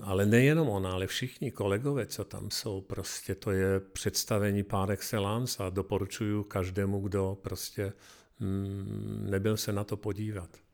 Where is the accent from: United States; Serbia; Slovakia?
Slovakia; Košice, Košice Region; now in Czech Republic; Jedu domů do Košic